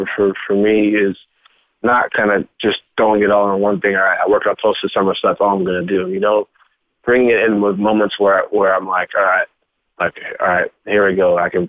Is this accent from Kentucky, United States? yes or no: yes; Louisville, Kentucky, United States; because I came from Louisville, where everything was like running with a chicken head with your head cut off.